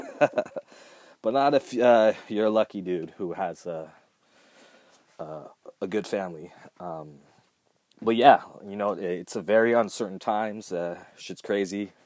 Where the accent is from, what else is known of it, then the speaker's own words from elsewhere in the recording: Southern California, United States; I was born here in Southern California